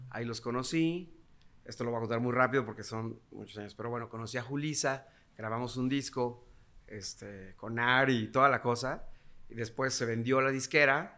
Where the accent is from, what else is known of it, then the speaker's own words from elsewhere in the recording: Tulancingo, Hidalgo, Mexico; nosotros somos de Tulancingo Hidalgo